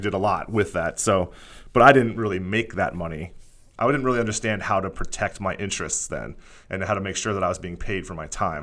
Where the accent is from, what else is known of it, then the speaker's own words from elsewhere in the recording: Bethlehem, Pennsylvania, United States; moved away as an adult; also born or lived in Philadelphia; I was born in Pennsylvania. Um, I grew up in, like, right outside of Philadelphia in a town called Bethlehem